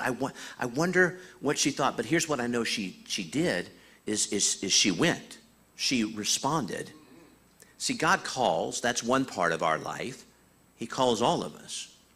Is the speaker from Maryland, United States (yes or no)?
no; Iowa, United States; I was born in Iowa